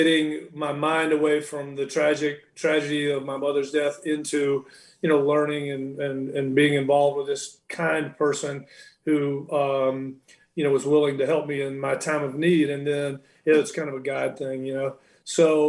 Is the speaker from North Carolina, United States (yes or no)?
yes; Charlotte, North Carolina, United States; now in Alabama, United States; I grew up in Charlotte, North Carolina